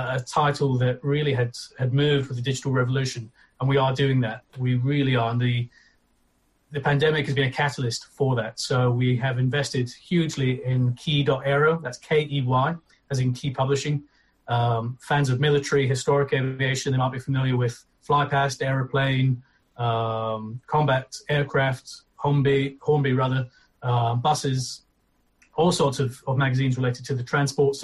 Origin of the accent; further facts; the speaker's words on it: Aberdeen, Scotland, United Kingdom; I'm from Aberdeen in Scotland